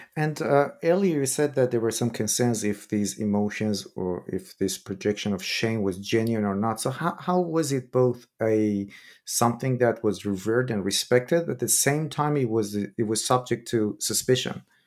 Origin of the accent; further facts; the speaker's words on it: Iran; moved away; I'm originally from Iran myself